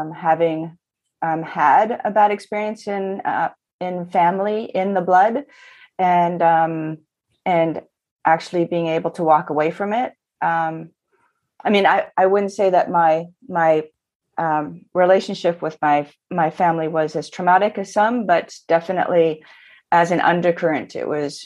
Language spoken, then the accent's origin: English; Toronto, Ontario, Canada; I come to you from Toronto. I've been born, I was born and raised here.